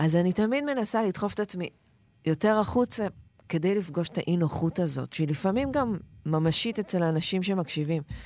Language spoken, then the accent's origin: Hebrew; Ramot HaShavim, Central District, Israel; גדלתי ברמות השבים